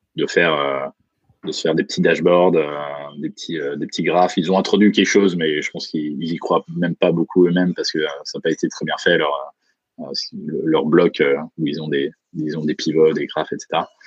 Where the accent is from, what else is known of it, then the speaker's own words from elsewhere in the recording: Bourgogne-Franche-Comté, France; now in San Francisco, United States; je viens de Franche-Comté